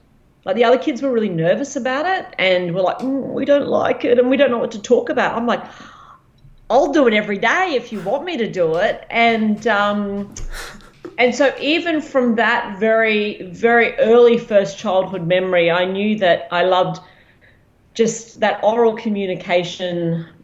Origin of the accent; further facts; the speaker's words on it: Ipswich, Queensland, Australia; I grew up in Ipswich